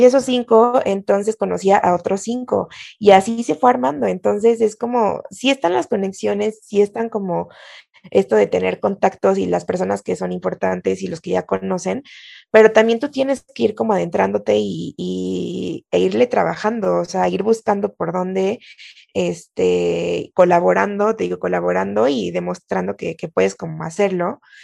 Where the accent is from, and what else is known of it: Mexico